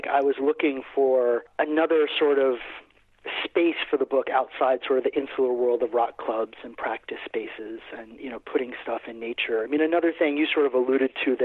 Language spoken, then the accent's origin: English; Aruba; moved away; I grew up in Aruba, actually. My earliest years on the island of Aruba